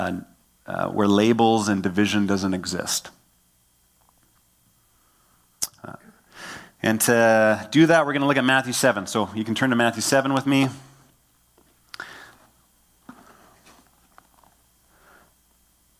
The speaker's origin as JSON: {"language": "English", "town": "Killarney", "region": "Manitoba", "country": "Canada", "tie": "born or raised there", "said": "I grew up in a town called Killarney. I grew up on Broadway Avenue"}